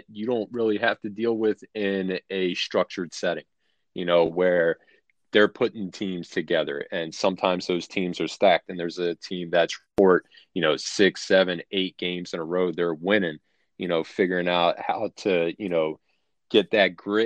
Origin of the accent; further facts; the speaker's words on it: Philadelphia, Pennsylvania, United States; moved away; also born or lived in Virginia; I grew up in North Philadelphia in a neighborhood called Port Richmond